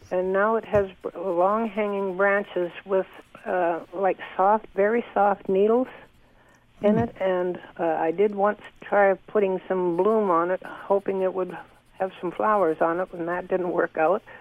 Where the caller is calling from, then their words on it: Barrie, Ontario, Canada; I'm calling from Barrie.